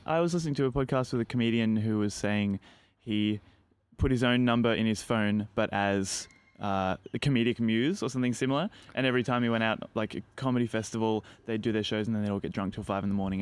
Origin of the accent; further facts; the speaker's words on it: Australia; being Australian